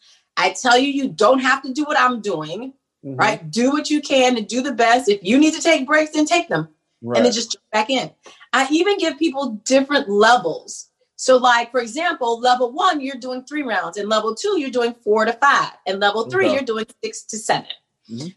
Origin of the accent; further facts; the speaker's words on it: Oak Park, Illinois, United States; moved away as an adult; now in North Carolina, United States; I'm from Oak Park, Illinois, right outside of Chicago